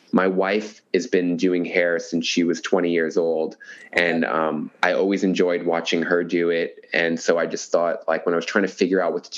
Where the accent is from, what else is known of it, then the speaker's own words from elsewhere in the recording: New York City, New York, United States; moved away as an adult; also born or lived in Brooklyn, New York; now in United States (West Coast); I'm born and raised in New York, and I lived there for 37 years